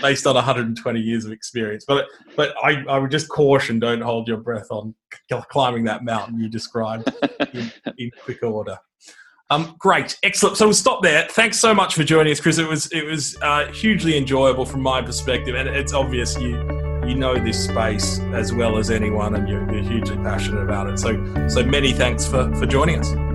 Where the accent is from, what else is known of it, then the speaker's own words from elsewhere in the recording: Australia; an Australian focused on energy